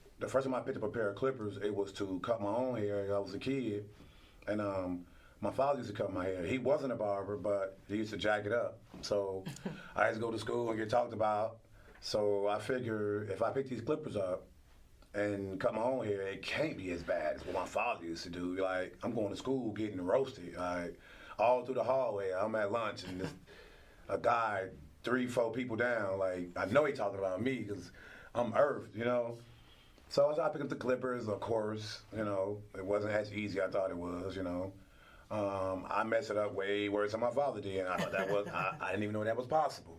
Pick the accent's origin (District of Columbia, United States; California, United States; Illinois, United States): Illinois, United States; Chicago; I'm from Douglas Park, North Lawndale, west side of Chicago. I grew up 3221, 13th from Troy